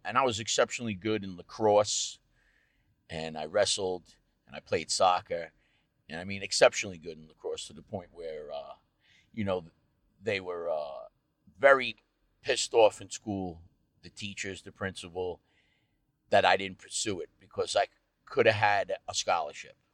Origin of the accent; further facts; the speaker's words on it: Rocky Point, New York, United States; I grew up on the North Shore in, uh, Rocky Point, Sound Beach area.